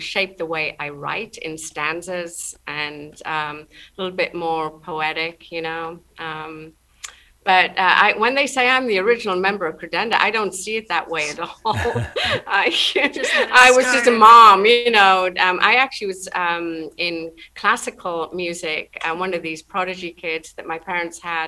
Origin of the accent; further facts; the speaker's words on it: near Newcastle upon Tyne, North East England, United Kingdom; moved away; I was born near Newcastle upon Tyne, up in the northeast